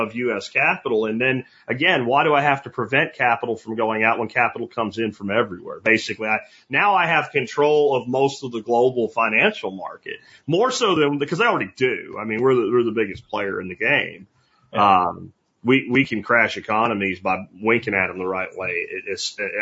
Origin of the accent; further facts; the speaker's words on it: United States; as an American